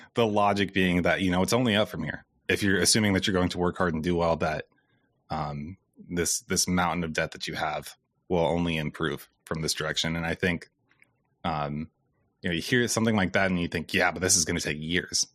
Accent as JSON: {"language": "English", "region": "Iowa", "country": "United States", "said": "I'm also from Iowa"}